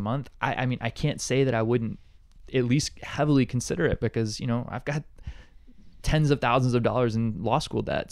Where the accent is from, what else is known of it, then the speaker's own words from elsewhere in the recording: Montgomery, Alabama, United States; now in Honolulu, United States; I'm from Montgomery, Alabama originally